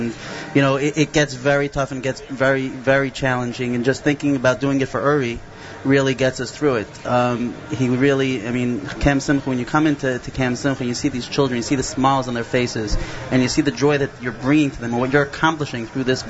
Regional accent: Flatbush, New York, United States

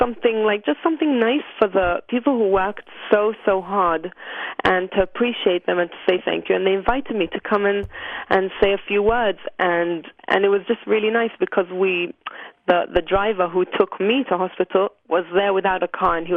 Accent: Jerusalem, Jerusalem District, Israel; Uh, Jerusalem.

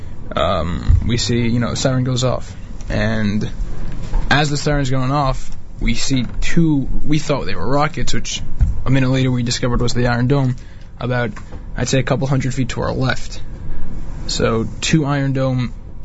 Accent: United States; being an American kid

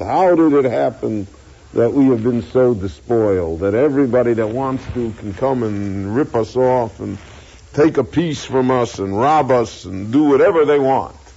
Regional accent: United States; we all feel we're American. We're all citizens. We're you know we're Americans again.

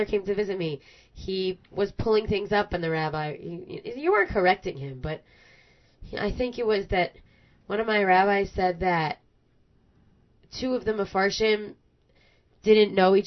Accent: New York, United States; I'm such a New Yorker

